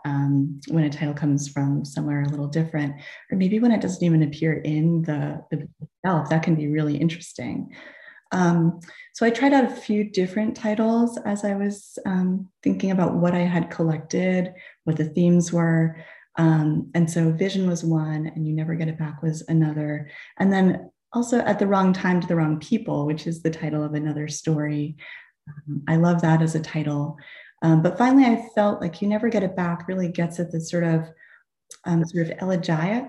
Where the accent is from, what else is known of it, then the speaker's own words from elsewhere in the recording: New England, United States; moved away as an adult; also born or lived in Boston / Tucson, Arizona; growing up in New England, going to college in New England, and then living in Boston after college